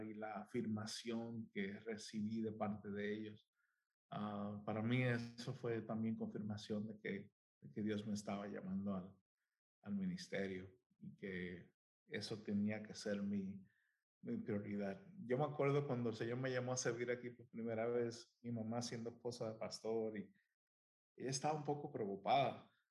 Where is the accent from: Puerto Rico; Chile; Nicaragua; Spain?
Puerto Rico; now in United States; soy de Puerto Rico. Ah, este, ahí nací, nací, crecí en, en hogar de pastor.